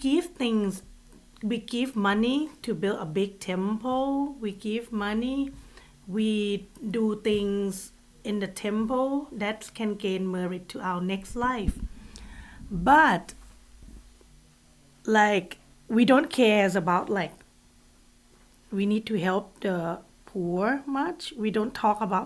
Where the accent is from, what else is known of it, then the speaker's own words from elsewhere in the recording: Bangkok, Thailand; I grew up in Bangkok, and in Thailand